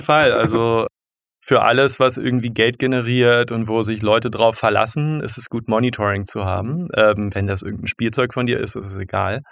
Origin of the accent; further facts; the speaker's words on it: Berlin, Germany; also born or lived in Zurich; Ich komme aus Berlin. Ich bin damals noch im amerikanischen Sektor aufgewachsen, als, es, als die Stadt noch getrennt war